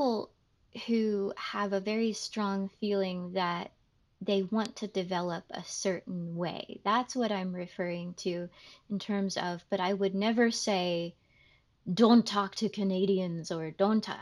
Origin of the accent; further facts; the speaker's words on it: United States; because I'm American